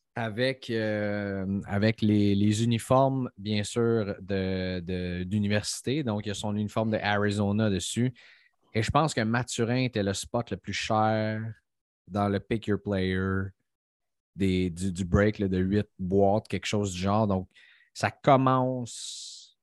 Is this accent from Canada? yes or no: yes; Montreal, Quebec, Canada; Nous autres, on vient de Montréal